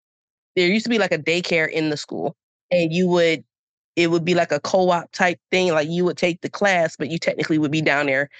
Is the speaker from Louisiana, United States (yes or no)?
no; Camden, New Jersey, United States; moved away; also born or lived in Pennsauken, New Jersey; I am originally from Camden, New Jersey, across the bridge from Philadelphia, going into Pennsylvania. Let's see, born and raised there, went back and forth between Camden and Pensauken in my youth, but ultimately ended up staying in Camden.